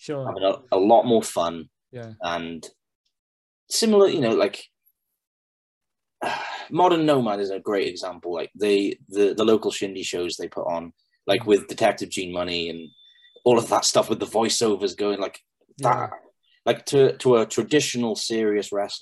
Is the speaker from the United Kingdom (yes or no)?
yes; Pembroke, Wales, United Kingdom; I'm going to be working in front of my hometown, and all of my old school friends are going to be there